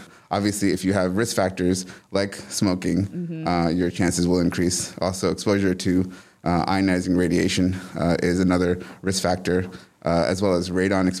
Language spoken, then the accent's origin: English; Hoboken, New Jersey, United States; now in Tifton, United States; So I'm from New Jersey. Uh-huh. I was born in a small town in New Jersey called Hoboken, which is also known for being the birthplace of Frank Sinatra.